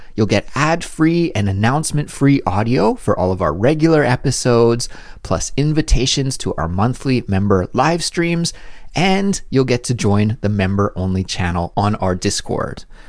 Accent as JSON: {"language": "English", "country": "Canada", "moved": "yes", "lives_now": "South Korea", "said": "my everyday life as a Canadian living abroad in South Korea"}